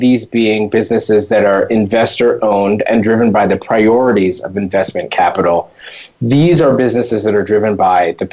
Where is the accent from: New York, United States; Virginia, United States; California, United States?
New York, United States; having grown up in New York and yet being kind of new to this country